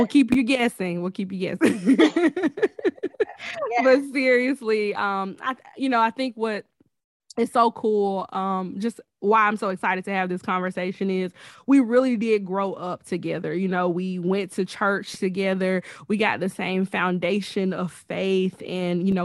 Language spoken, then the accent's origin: English; Alabama, United States; We are both from Alabama